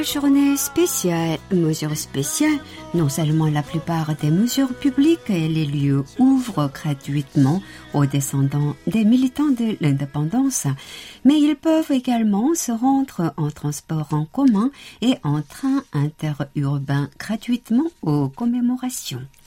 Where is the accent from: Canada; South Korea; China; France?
South Korea; chez nous en Corée